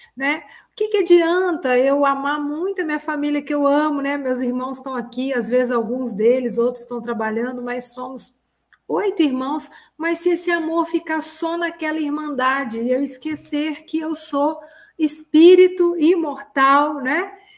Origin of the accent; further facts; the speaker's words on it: Ubá, Minas Gerais, Brazil; Eu sou mineira de Ubá